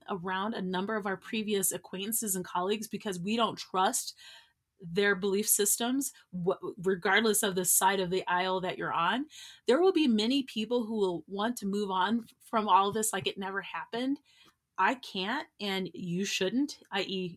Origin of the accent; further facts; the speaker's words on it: United States; I'm an American